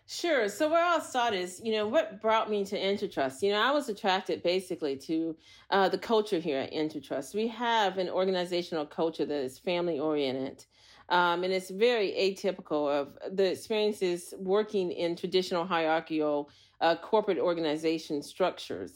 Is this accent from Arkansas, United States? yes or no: no; Anchorage, Alaska, United States; moved away; also born or lived in Montana / Los Angeles / New York; I was raised in Anchorage, Alaska.